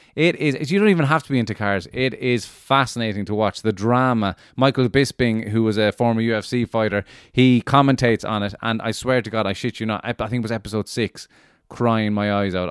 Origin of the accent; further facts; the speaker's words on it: Cork, Munster, Ireland; moved away; I'm starting off in the People's Republic of Cork, ladies and gentlemen. Delighted to be going back to where I grew up